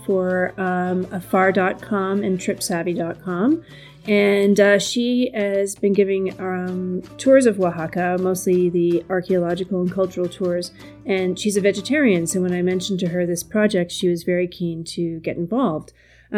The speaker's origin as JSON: {"language": "English", "country": "Canada", "moved": "as an adult", "lives_now": "Mexico", "said": "I'm Canadian and I arrived to Mexico in October of 2009"}